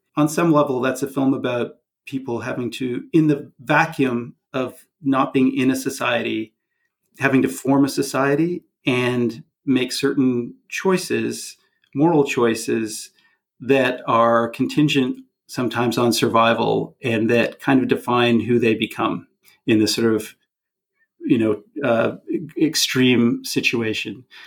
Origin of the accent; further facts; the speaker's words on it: Canada; not just as a Canadian, but as also a, an American citizen